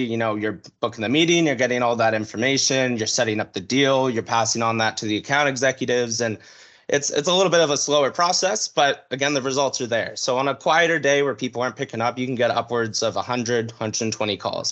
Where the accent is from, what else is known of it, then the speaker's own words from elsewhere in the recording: North Vancouver, British Columbia, Canada; born and raised in North Vancouver, British Columbia.